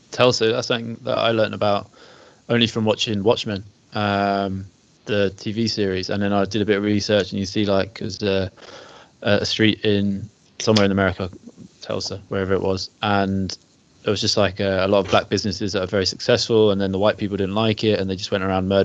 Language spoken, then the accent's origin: English; Ireland; I'm white Irish